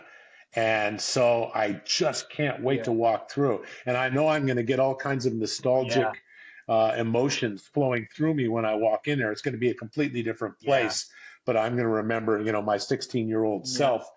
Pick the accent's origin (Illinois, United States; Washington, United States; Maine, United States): Washington, United States; Seattle; also born or lived in Shoreline, Washington / Twin Falls, Idaho; I grew up in Seattle